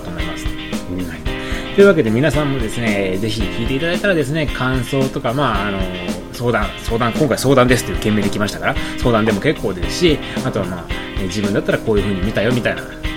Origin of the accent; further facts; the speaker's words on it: Osaka, Japan; もう超地元で、道中が、そのね、逃亡する駅がね、自分の実家の最寄り駅だったんですよね。えー、上本町駅っていうところ